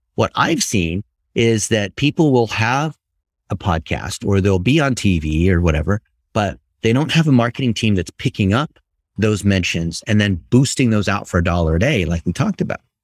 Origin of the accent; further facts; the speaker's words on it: Ohio, United States; I was born and raised in Ohio